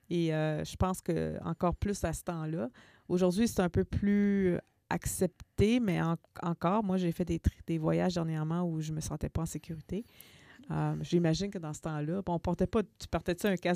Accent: Saint-Jérôme, Quebec, Canada; moved away; j'ai grandi à Saint-Jérôme.

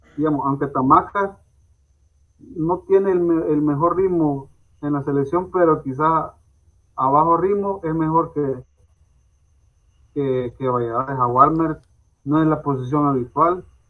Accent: El Salvador; soy salvadoreño

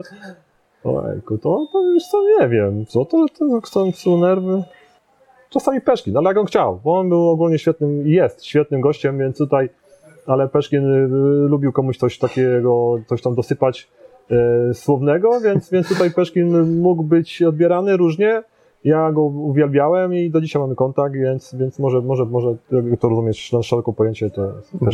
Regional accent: Poznań, Greater Poland, Poland; ja jestem poznaniakiem

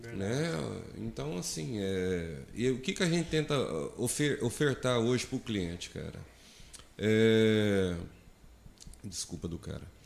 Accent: Minas Gerais, Brazil; eu sou de cidade uhum. grande, sou de Minas Gerais

